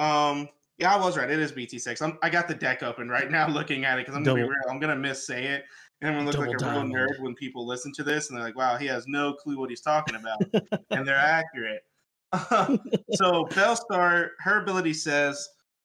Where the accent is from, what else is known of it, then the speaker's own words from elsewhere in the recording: Alabama, United States; moved away as an adult; now in Tennessee, United States; I'm from Alabama